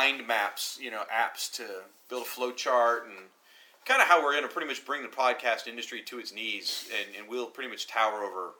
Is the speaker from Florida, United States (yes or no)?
yes; Florida, United States; moved away; I'm from Florida.